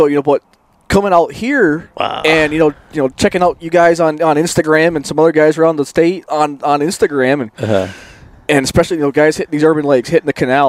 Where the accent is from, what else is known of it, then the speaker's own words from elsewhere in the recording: northern New York, United States; now in Arizona, United States; so I'm not from Arizona. I grew up in northern New York.